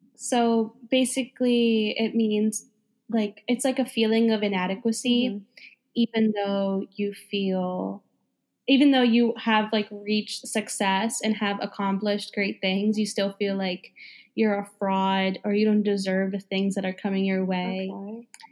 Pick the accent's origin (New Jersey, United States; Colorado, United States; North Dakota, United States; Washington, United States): New Jersey, United States; now in New York City, United States; I'm from New Jersey